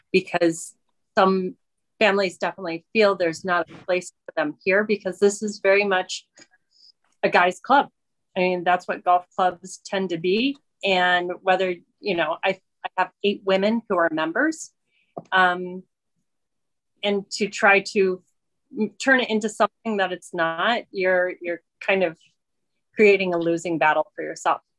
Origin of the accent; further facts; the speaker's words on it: Colorado, United States; I'm from Colorado.